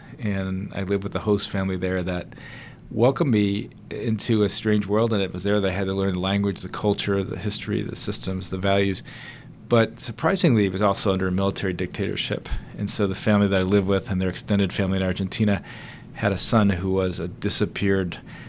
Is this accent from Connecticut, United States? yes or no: yes; Connecticut, United States; also born or lived in Philadelphia, Pennsylvania / New Jersey; Yes, so I grew up in a family of five, and I was born in Philadelphia, and I grew up on the East Coast. So for the most part, we grew up in Connecticut, New Jersey.